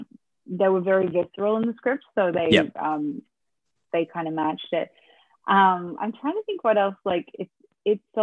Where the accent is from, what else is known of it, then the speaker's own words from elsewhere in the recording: Australia; I was Australian